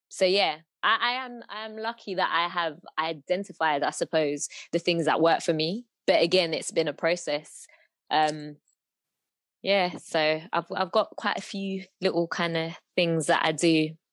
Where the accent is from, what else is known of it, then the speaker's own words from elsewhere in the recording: London, United Kingdom; I was born and bred in London